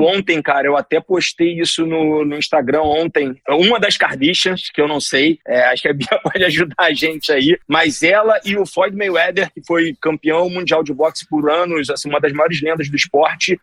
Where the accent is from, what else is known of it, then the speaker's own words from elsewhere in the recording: Rio de Janeiro, Brazil; nasci e criado na Tijuca